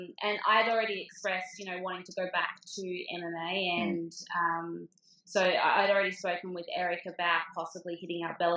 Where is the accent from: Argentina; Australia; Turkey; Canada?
Australia; being an Australian girl